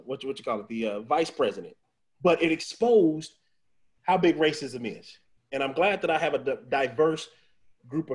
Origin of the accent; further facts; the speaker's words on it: Missouri, United States; now in Texas, United States; I'm from Missouri